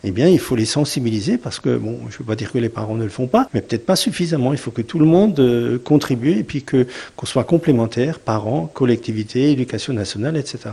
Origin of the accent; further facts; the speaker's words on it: Sélestat, Grand Est, France; je suis né à Célestat, moi j'ai passé toute ma vie à Célestat